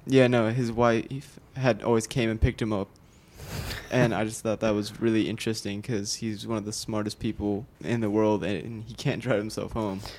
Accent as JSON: {"language": "English", "town": "Austin", "region": "Texas", "country": "United States", "tie": "born or raised there", "said": "Born and raised in Austin, Texas"}